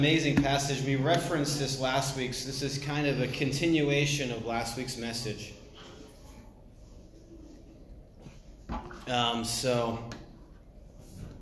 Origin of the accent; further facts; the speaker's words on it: New England, United States; I'm from New England, so we eat meat, potatoes, we work hard, and we're very Baptist